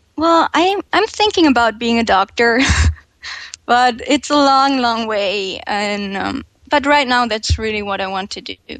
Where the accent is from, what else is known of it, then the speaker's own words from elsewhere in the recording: Germany; English is a second language; I'm 21 years old and I'm from Germany